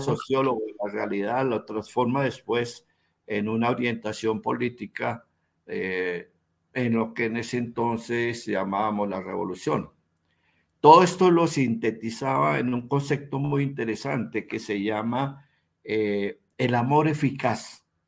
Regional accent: Bogotá, Colombia; yo soy bogotano

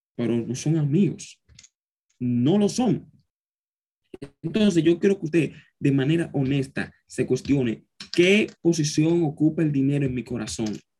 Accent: Dominican Republic; joven dominicano que soy

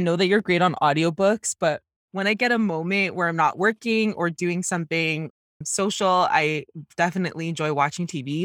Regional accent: Canada; growing up as a Jamaican Canadian woman

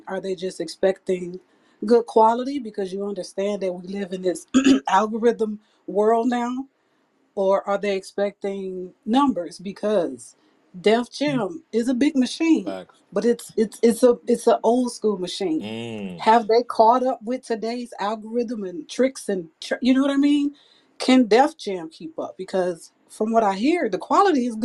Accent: Chicago, Illinois, United States; I'm from Chicago

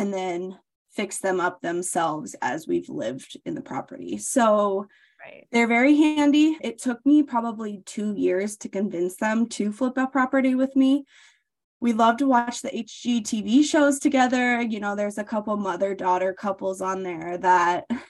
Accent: Des Moines, Iowa, United States; I live in Des Moines, Iowa, which is the capital of Iowa. I was born and raised here in the Midwest

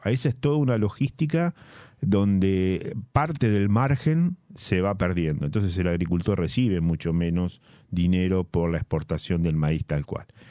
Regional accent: La Plata, Buenos Aires Province, Argentina; yo siendo platense y habiendo nacido en La Plata

